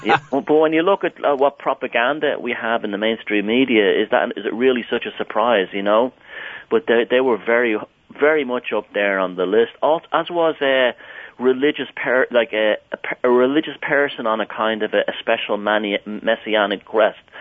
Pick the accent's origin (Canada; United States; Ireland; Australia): Ireland; I grew up in Southern Ireland